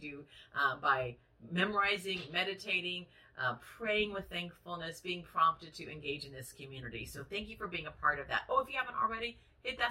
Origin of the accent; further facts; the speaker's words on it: United States; we are American, Western, 21st century women